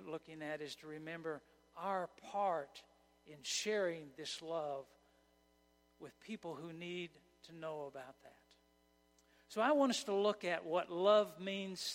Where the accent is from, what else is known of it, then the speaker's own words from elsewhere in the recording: Oklahoma, United States; moved away as an adult; also born or lived in Kansas; When I was raised in Oklahoma, I had never heard of Advent. And I moved to Kansas